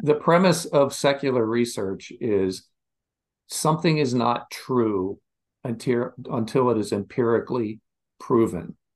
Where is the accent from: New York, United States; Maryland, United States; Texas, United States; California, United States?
Maryland, United States; Westminster; moved away; also born or lived in Virginia; I grew up in Westminster, Maryland.